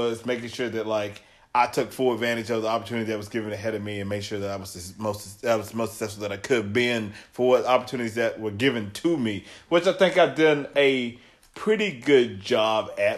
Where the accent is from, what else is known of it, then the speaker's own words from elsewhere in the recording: Trousdale County, Tennessee, United States; so I grew up in Trousdale County. Obviously, it's a small country town